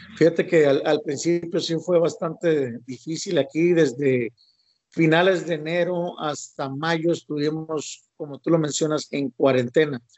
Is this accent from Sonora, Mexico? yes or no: yes; Ciudad Obregón, Sonora, Mexico; yo soy de Obregón, Sonora